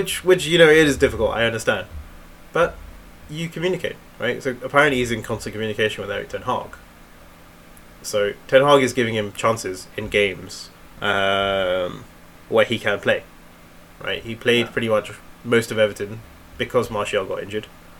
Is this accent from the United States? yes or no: no; India; I am Indian. And I've seen the level of ball knowledge when I go there.